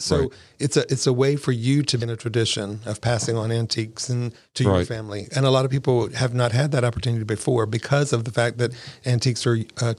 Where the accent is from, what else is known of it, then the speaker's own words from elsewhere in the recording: West Virginia, United States; now in Crystal River, United States; Well, originally I'm from West Virginia.